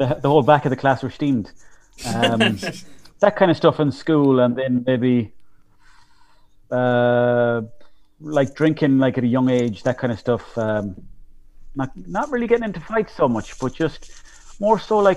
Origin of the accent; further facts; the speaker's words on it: Mayo, Connacht, Ireland; growing up in Mayo, like, there was nothing for doing